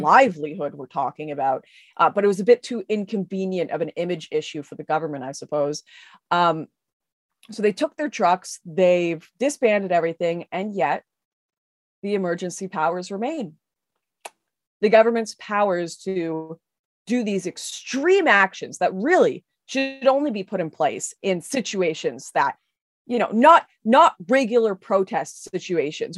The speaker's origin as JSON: {"language": "English", "region": "West Coast", "country": "Canada", "said": "I'm from the West Coast"}